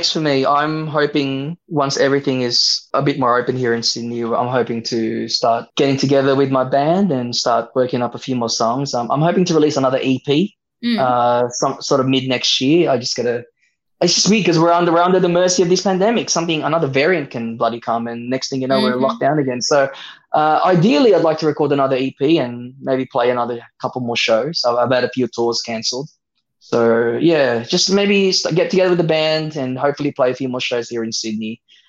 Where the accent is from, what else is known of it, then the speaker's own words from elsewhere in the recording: Philippines; I'm Filipino. I'm a 90s kid.